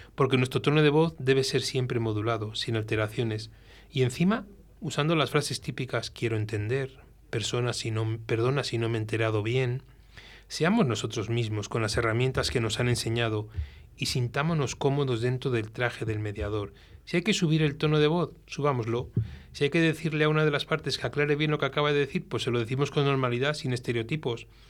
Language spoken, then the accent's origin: Spanish; Velilla del Río Carrión, Castile and León, Spain; mi gente de donde yo soy, de Belía del Río Carrión, del Paraíso, en el norte de, Palencia